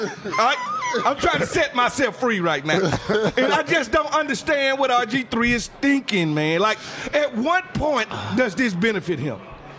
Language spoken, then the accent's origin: English; Mississippi, United States; I'm from Mississippi, and she's from Mississippi.